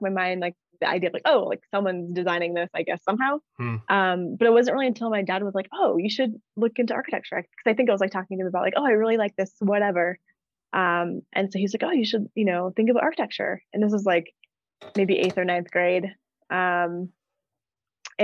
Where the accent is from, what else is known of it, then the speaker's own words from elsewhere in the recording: Los Angeles, California, United States; moved away as an adult; also born or lived in San Francisco / New Orleans; now in Denver, United States; I'm from LA. So I grew up in LA, born and raised. And I lived there until I went to college